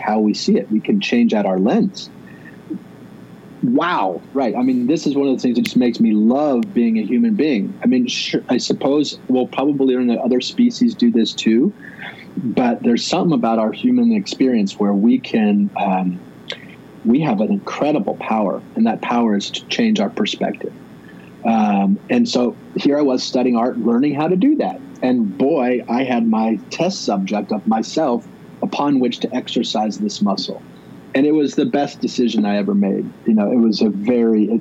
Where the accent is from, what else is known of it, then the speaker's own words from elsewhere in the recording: Midwest, United States; as a kid, as a Midwesterner